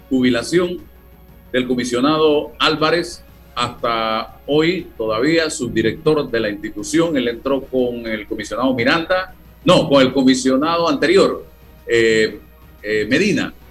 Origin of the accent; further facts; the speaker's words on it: Panama; Me he privado de muchas cosas, como muchos panameños